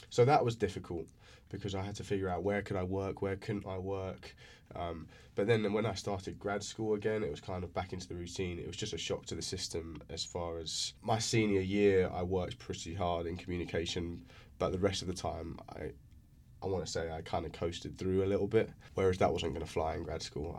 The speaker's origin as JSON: {"language": "English", "region": "England", "country": "United Kingdom", "tie": "born or raised there", "first_language": "English", "moved": "as an adult", "lives_now": "United States", "said": "growing up in England."}